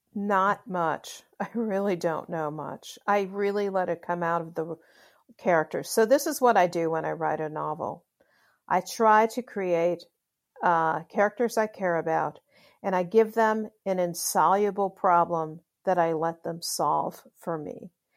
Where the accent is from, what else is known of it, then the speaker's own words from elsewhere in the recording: Chicago, Illinois, United States; I grew up in Chicago, and so, um, I, and I love Chicago